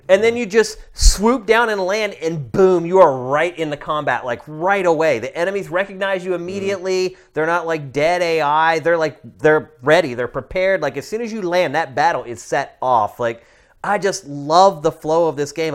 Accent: Pennsylvania, United States; Pennsylvania. My home state

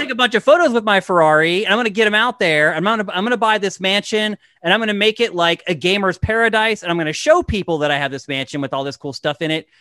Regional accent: East Coast, United States; moved away as an adult; now in California, United States; I'm from the East Coast as well

